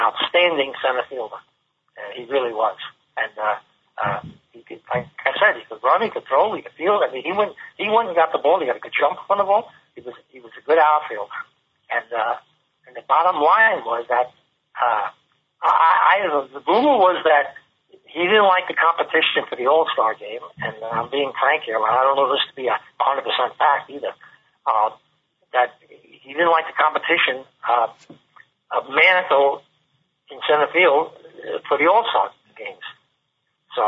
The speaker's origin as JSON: {"language": "English", "town": "New York City", "region": "New York", "country": "United States", "said": "we're both from New York City, and I'm from the Bronx"}